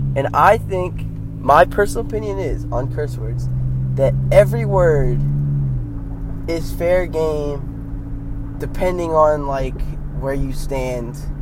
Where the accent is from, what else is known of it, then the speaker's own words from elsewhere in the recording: United States; me as an American